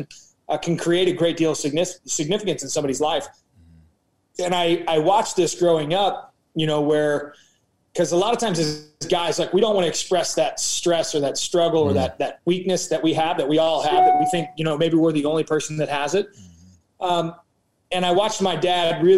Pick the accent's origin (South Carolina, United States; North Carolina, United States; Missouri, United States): Missouri, United States; we're from Missouri, right? So we're kind of that blue collar Midwest root feel.